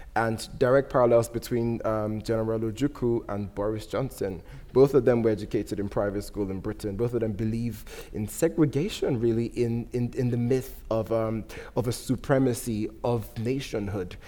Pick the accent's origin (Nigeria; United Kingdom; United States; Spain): Nigeria; moved away; I'm not British. I'm Nigerian, I have a Nigerian passport